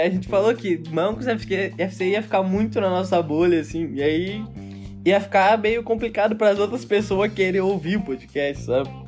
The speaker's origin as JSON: {"language": "Portuguese", "town": "Porto Alegre", "region": "Rio Grande do Sul", "country": "Brazil", "said": "A gente é gaúcho, né? A gente é lá de Porto, né, tchê?"}